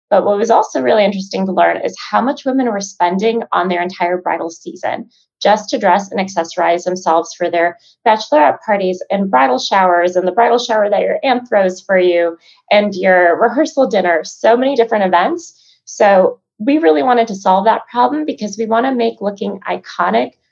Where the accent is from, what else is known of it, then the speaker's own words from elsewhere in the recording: Chicago, Illinois, United States; Um, I'm originally from Chicago, born and raised.